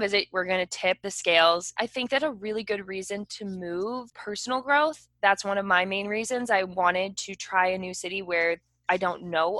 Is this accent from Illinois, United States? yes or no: yes; Chicago, Illinois, United States; moved away as an adult; I grew up in the Chicagoland area. I grew up in the North Suburbs. I went to University of Illinois, then moved to Chicago.